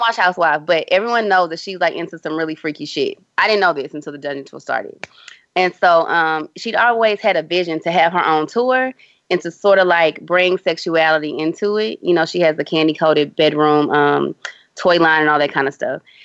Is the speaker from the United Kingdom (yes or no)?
no; Houston, Texas, United States; my hometown, Houston, Texas